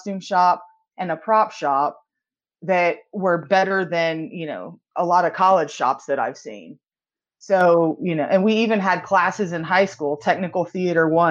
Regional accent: Houston, Texas, United States; now in Atlanta, United States; I live in Atlanta. I'm originally from Houston, Texas

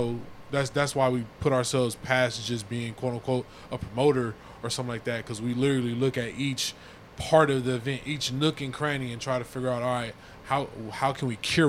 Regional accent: Inglewood, California, United States; I'm from Inglewood, California.

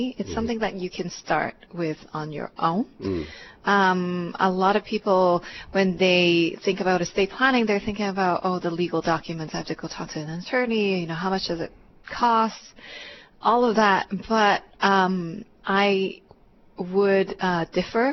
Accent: Vancouver, British Columbia, Canada; moved away as an adult; also born or lived in Hong Kong; now in Hawaii, United States; I was actually born in Hong Kong, and my family and I immigrated to Canada when I was about 10. And then I actually went to UBC. I grew up mainly in Vancouver

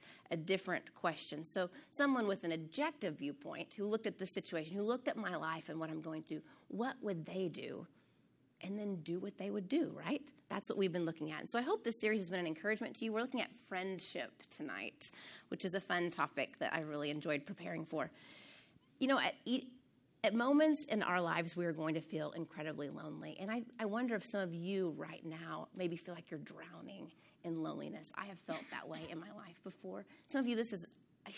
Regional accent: Oklahoma, United States; growing up in Oklahoma, I've been around sheep

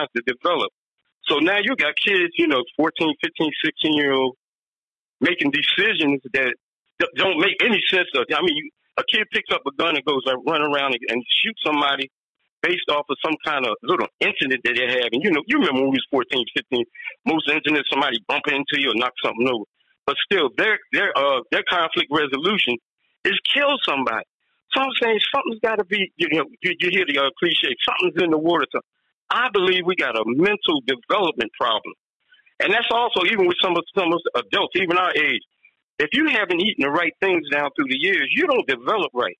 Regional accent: Philadelphia, Pennsylvania, United States; moved away; I'm from Philly

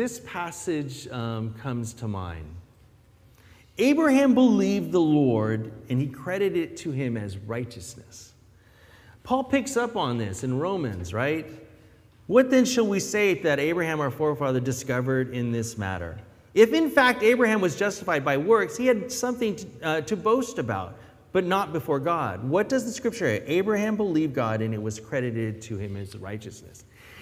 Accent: near San Francisco, California, United States; moved away; also born or lived in Philippines; growing up near San Francisco

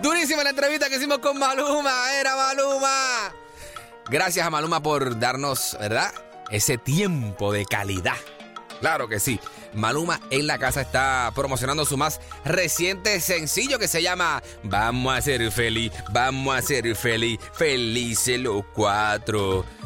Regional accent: Puerto Rico; yo soy de Puerto Rico

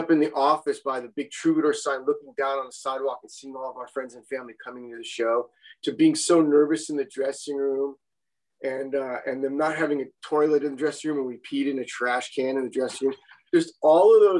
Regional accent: Los Angeles, California, United States; I grew up in West LA, and West LA was kind of my home

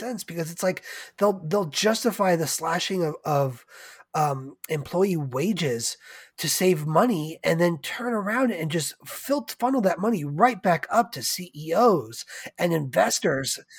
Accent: United States; being an American

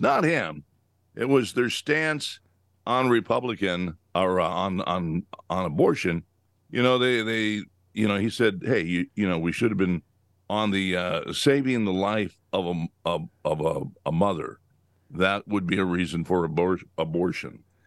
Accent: California, United States; I grew up in California

